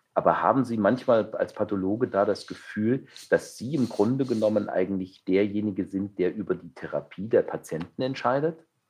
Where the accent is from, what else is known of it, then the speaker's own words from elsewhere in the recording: Saxony, Germany; now in Düsseldorf, Germany; in meiner alten Heimat, in dem wunderschönen Sachsen